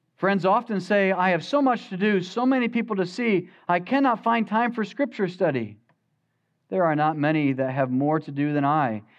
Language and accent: English; United States; As American Christians